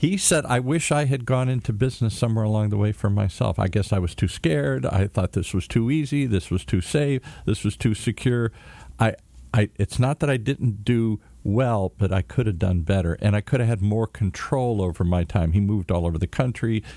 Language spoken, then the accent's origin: English; Michigan, United States; moved away; I come from Michigan, Amway